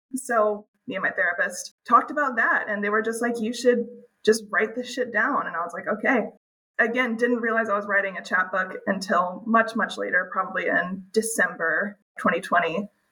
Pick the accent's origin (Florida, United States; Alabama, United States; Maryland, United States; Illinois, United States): Alabama, United States; Birmingham; moved away as an adult; also born or lived in West Coast; I'm from Alabama originally, so I, I was very far from home, far from my family